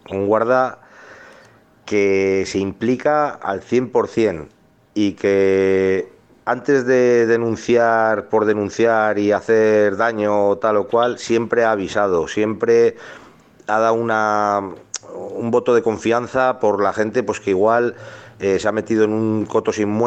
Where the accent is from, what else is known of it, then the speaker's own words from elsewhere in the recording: Berantevilla, Basque Country, Spain; yo soy de un pueblo, de Berantevilla, que está en Álava